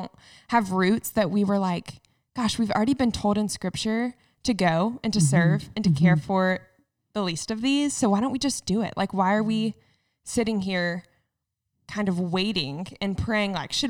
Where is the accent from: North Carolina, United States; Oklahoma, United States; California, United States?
North Carolina, United States; moved away as an adult; also born or lived in Waco, Texas; now in Cincinnati, United States; I grew up in North Carolina at a classical private